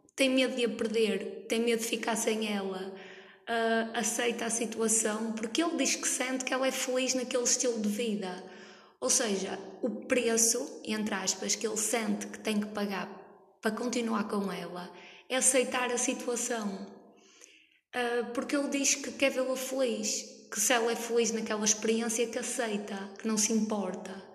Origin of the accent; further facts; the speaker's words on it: Norte, Portugal; eu sou nortenha. Estou ali naquela fronteira entre Gaia, Porto, Santa Maria da Feira